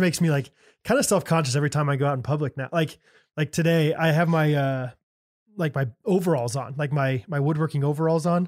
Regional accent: Midwest, United States; I'm from the Midwest

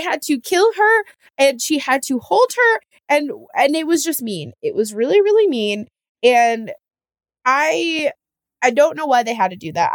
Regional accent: Edmond, Oklahoma, United States; growing up in Edmond, Oklahoma

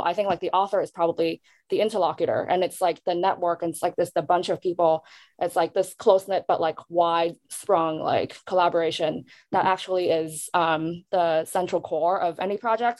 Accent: Hong Kong; moved away; born and raised in Hong Kong, and also somewhere um, diasporic but not Asian American

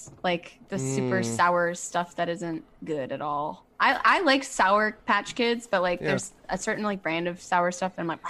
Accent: New Orleans, Louisiana, United States; now in Los Angeles, United States; I'm from New Orleans

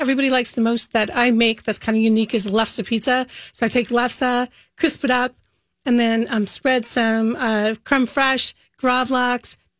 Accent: Minnesota, United States

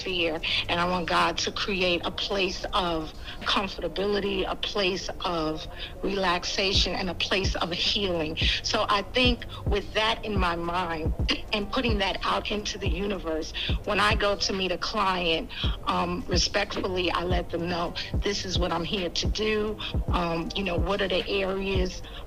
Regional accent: New York City, New York, United States; moved away as an adult; now in Georgia, United States; I'm originally from Harlem, New York. I've been in Georgia for about 8 to 9 years now

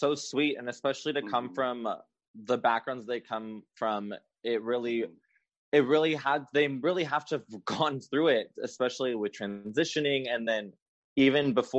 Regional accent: Los Angeles, California, United States; also born or lived in San Francisco, California / West Hollywood, California; I grew up in Los Angeles, I went to San Francisco for college. I now live in West Hollywood.

